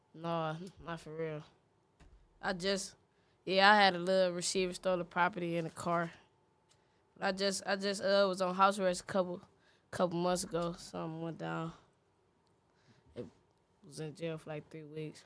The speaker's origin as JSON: {"language": "English", "town": "Cleveland", "region": "Ohio", "country": "United States", "tie": "born or raised there", "said": "I'm from Cleveland, Ohio. Huff, ninety-third."}